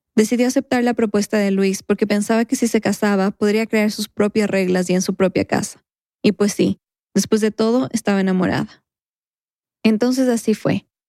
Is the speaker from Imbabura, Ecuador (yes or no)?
no; Quito, Pichincha, Ecuador; mi infancia, en Quito